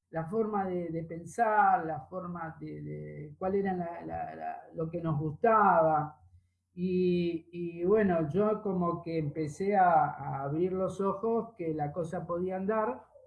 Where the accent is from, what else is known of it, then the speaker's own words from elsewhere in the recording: Vicente López, Buenos Aires Province, Argentina; also born or lived in Villa Ballester, San Martín; nací acá en, Vicente López, acá digo, en Vicente López, en, yo vivo en Villa Ballester, en Partido de San Martín